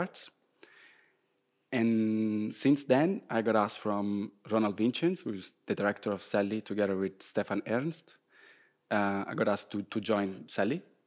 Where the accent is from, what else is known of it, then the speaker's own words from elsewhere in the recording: Rome, Lazio, Italy; English is a second language; moved away as an adult; also born or lived in Groningen, Netherlands; now in Maastricht, Netherlands; I'm from Rome, so I was living at my parents' place at the time